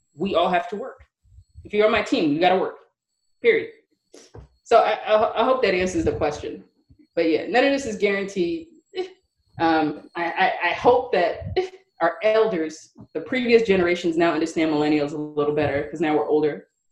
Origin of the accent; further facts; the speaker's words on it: New York City, New York, United States; also born or lived in Manhattan; I grew up in Brooklyn, New York